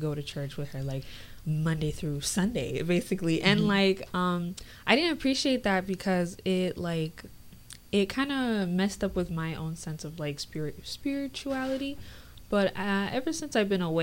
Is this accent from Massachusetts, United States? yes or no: no; Naples, Florida, United States; moved away as an adult; I'm from Naples, Florida, and it's not small, but like living there my whole life